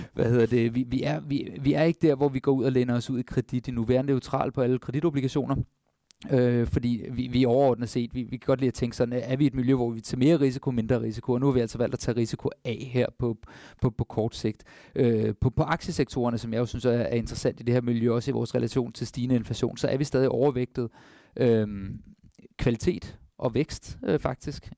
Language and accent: Danish; Denmark; For os som danskere